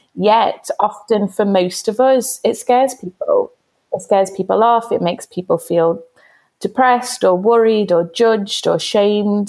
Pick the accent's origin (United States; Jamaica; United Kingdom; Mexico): United Kingdom; Liverpool, North West England; growing up in Everton